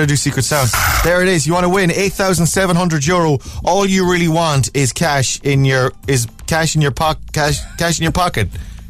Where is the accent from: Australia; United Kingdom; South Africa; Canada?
South Africa; I suppose you get that where being a South African, you're asked, do you know any other South Africans?